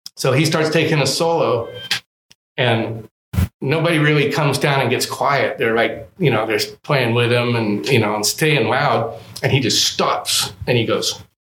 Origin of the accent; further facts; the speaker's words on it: Los Angeles, California, United States; also born or lived in Humboldt County, California; a kid that grew up